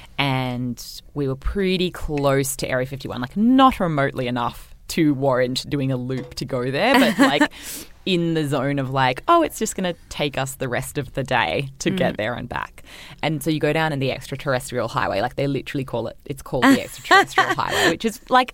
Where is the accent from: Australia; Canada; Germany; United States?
Australia; I'm an Australian